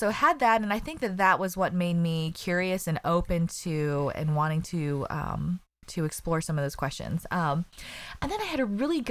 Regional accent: Colorado Springs, Colorado, United States; I grew up in Colorado Springs

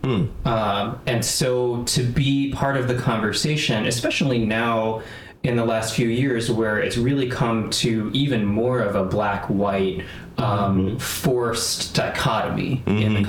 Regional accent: Chicago, Illinois, United States; also born or lived in Evanston, Illinois; born and raised in the north suburbs of Chicago

